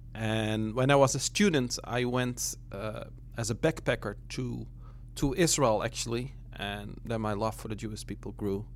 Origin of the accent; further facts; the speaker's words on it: Netherlands; also born or lived in Brooklyn; now in New York, United States; from the Netherlands originally.